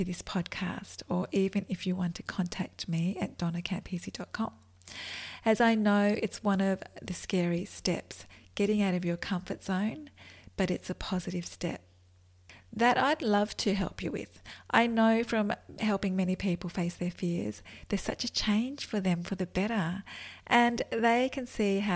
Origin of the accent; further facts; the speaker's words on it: Australia; accent: Australian; I'm in Australia, which is an awesome place, and you can probably tell by my accent.